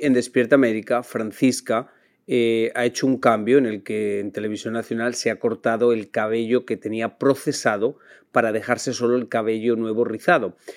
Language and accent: Spanish; Spain; now in United States; para los demás españoles